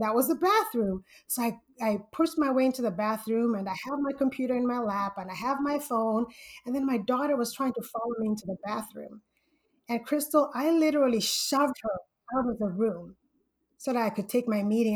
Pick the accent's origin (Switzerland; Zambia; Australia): Zambia; moved away as an adult; now in Southern California, United States; I'm originally from Zambia, Central Africa, and I came to the United States for college.